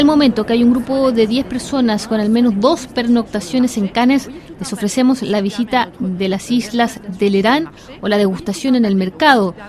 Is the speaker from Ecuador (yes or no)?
no; Sardinia, Italy; Nosotros somos una familia de Cerdeña